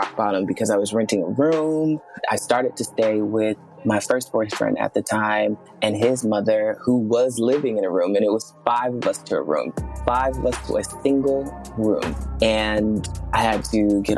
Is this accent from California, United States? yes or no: no; New York City, New York, United States; moved away; I was born in Brooklyn, New York, in a neighborhood known as Brownsville, Brooklyn. And if anyone knows about Brownsville, Brooklyn, it is a miracle to have made it out